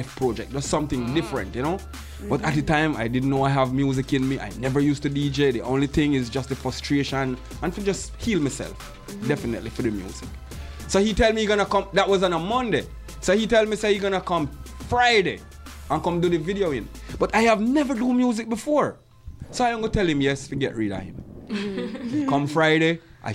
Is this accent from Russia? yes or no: no; Jamaica; moved away as an adult; now in Montreal, Canada; As a Jamaican